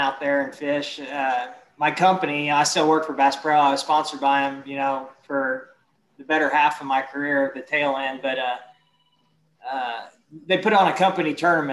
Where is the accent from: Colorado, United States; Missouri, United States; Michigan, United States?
Missouri, United States; Kansas City; also born or lived in Shawnee Mission, Kansas; born and raised in Missouri, you know, up around the Kansas City area